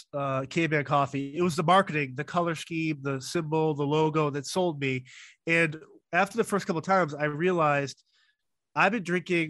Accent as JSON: {"language": "English", "region": "New England", "country": "United States", "tie": "born or raised there", "said": "I grew up in New England, and in the wintertime, I'm always in shorts and t-shirt. I love the cold."}